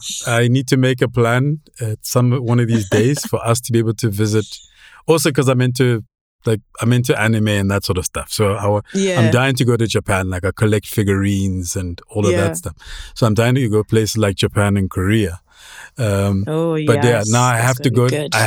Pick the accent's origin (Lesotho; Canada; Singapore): Lesotho; also born or lived in Germany; I was born in Germany. And then we moved to East Africa because my father was a lecturer. And my mother died when I was 14 months. And then we moved to Lesotho when I was about, what, 3?